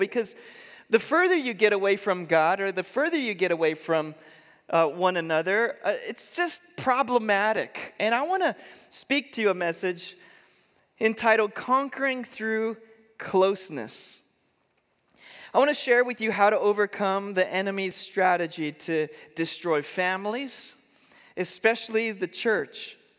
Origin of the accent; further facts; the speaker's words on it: Eugene, Oregon, United States; born there; we moved to Eugene, Oregon. In fact, I was born here in Eugene at Sacred Heart Hospital, and so I've kind of come full circle.